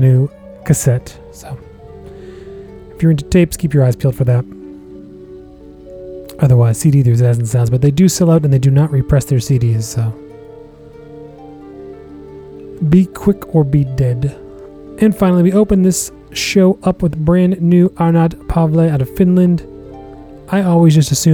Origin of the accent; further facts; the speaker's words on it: Massachusetts, United States; out of Massachusetts, my home state.